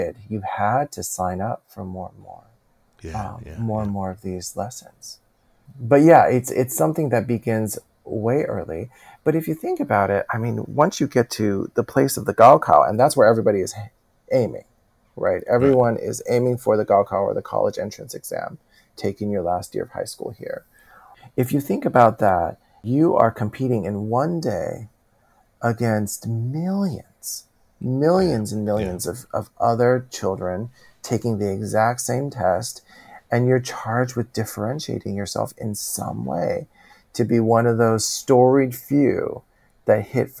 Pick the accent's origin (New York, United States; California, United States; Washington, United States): California, United States; And I'm from California. And so as much as the rest of the country experiences that, us in California, it is en vogue for sure to have a therapist or two that you have seen.